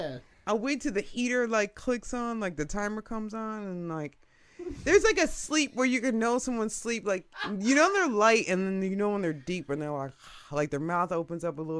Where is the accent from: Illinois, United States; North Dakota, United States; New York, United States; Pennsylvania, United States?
Illinois, United States; Lake Forest; I grew up in Lake Forest, right? So it's like, I only knew one other black person in Lake Forest my entire life living there.